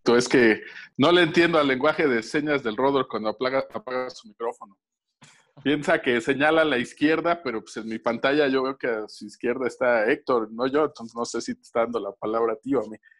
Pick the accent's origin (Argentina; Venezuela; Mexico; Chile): Mexico; Tlaxcala; cuando yo era niño me tocó la saga de Fénix Obscura o el traje negro de Spider-Man con las guerras secretas y la verdad era una odisea para mí en Tlaxcala completar eso